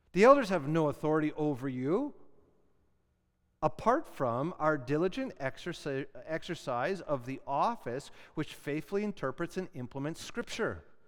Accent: Canada

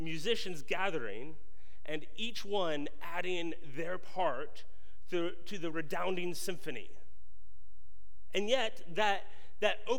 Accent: just north of Baltimore, Maryland, United States; I grew up in Maryland, just north of Baltimore

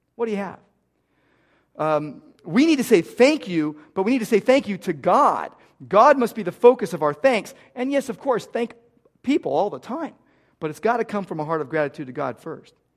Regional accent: United States; I grew up in America

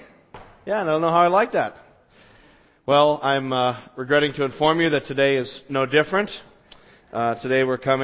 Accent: Las Vegas, Nevada, United States; moved away; where I grew up in Las Vegas

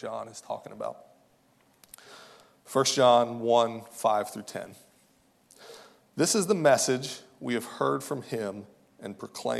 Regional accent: outside of Fort Knox, Kentucky, United States; moved away as an adult; now in St. Louis, United States; I was born and raised in Kentucky, outside of Fort Knox

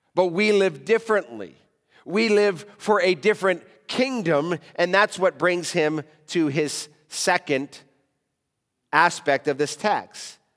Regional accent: United States; now in Africa; as a American living in Africa

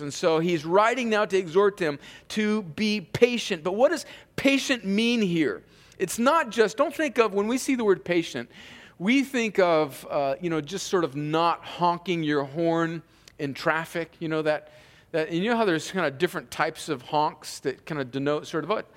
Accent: Imperial Valley, California, United States; born or raised there; moved away

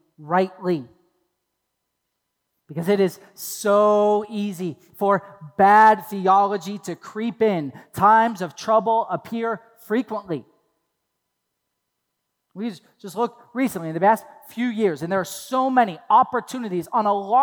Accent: Toledo, Ohio, United States; I grew up in Toledo, Ohio

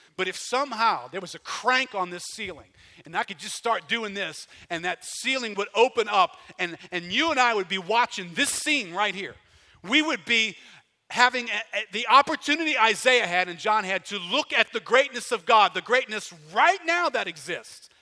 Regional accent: United States; I'm an American.

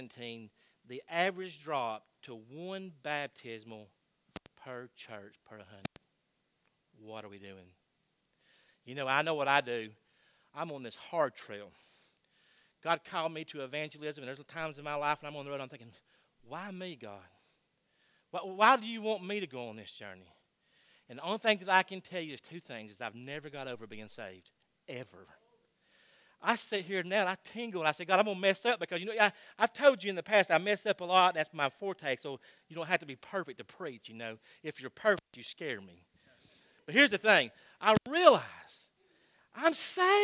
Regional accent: Georgia, United States; I am from Georgia

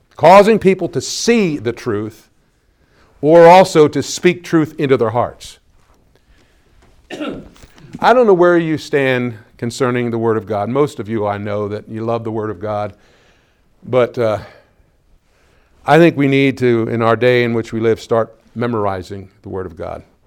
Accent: Pennsylvania, United States; moved away; go up now to Pennsylvania and I go to my hometown

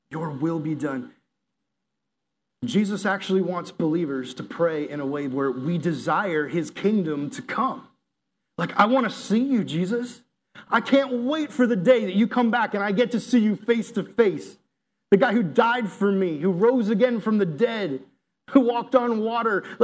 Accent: the South, United States; I grew up in the South, you know, I'm a Southerner, I'm a conservative

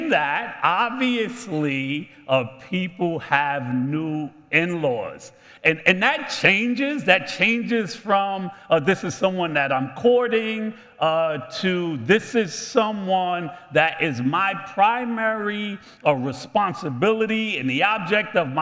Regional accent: United States; I am American

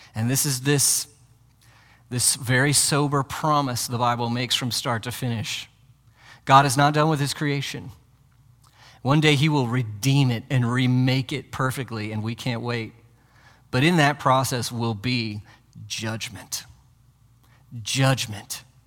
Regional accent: United States; as modern American Christians

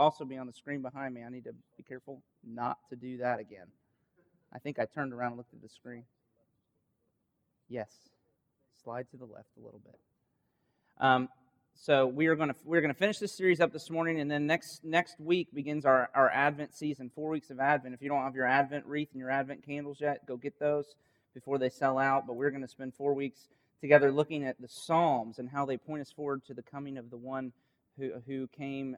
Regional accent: Winter Haven, Florida, United States; this is my hometown

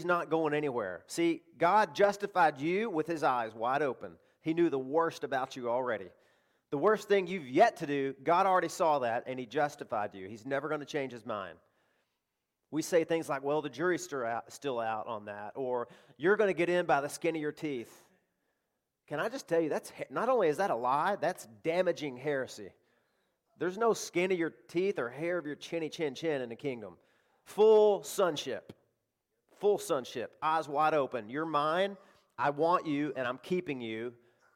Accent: Arkansas, United States; I live in the South. I live in cotton country. I grew up there in Arkansas

